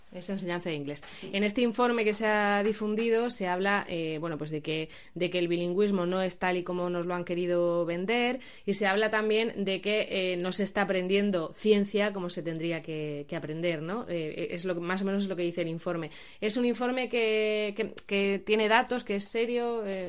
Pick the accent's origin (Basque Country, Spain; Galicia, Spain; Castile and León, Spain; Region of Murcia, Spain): Region of Murcia, Spain; varias somos de Murcia